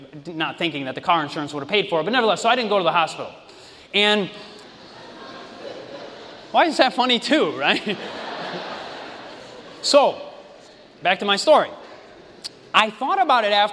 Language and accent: English; Michigan, United States; moved away; also born or lived in Oregon; I'm originally from Michigan